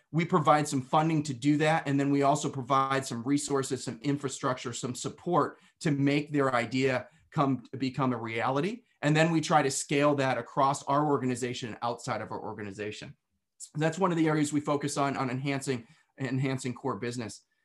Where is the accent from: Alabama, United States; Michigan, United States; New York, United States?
New York, United States; Western; I was, uh, born and raised in New York. Now, when most people hear New York, they think of New York City. However, um, where I lived was about as far away from New York City as you could get and still be in New York, right on the border of Pennsylvania and Western New York